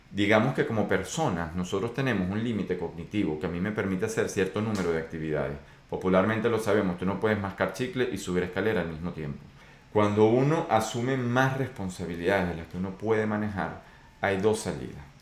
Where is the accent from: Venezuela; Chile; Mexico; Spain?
Venezuela; Pero yo soy de Venezuela y cuando digo estas cosas, pues es porque las viví, no porque me lo contaron.